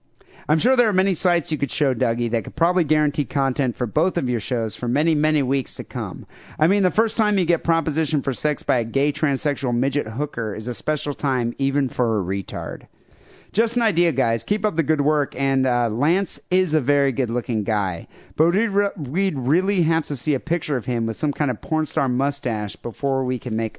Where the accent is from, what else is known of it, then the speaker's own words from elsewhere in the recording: Pontypridd, Wales, United Kingdom; Well, I'm from Pontypridd, which I guess is pronounced Pontypridd, the birthplace of ….